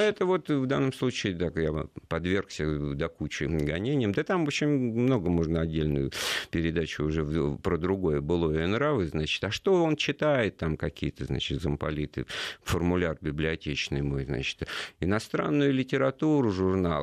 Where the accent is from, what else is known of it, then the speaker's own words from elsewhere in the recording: Moscow, Russia; Я из Москвы